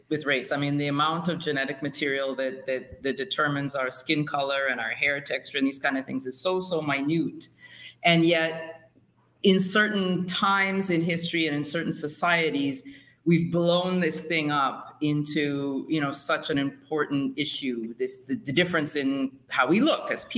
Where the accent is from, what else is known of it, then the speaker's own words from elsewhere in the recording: Canada; Growing up in Canada